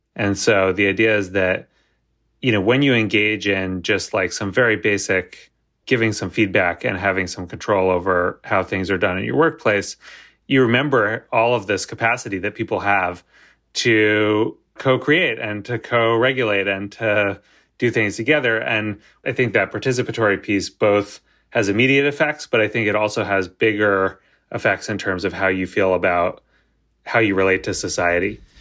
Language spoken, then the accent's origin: English; United States; I'm American